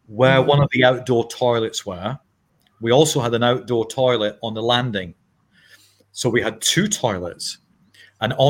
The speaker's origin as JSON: {"language": "English", "town": "Edinburgh", "region": "Scotland", "country": "United Kingdom", "tie": "born or raised there", "said": "I was born in Leith in Edinburgh in a room and kitchen"}